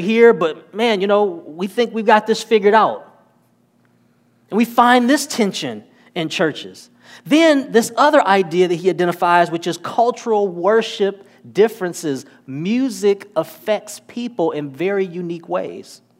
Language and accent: English; Detroit, Michigan, United States; moved away; I'm originally from Detroit, Michigan.